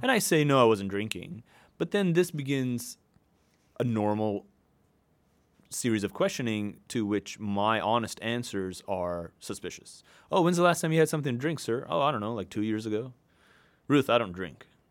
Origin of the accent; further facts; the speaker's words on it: Hong Kong; also born or lived in New York City / Salt Lake City; now in Seattle, United States; I was born and raised in Hong Kong.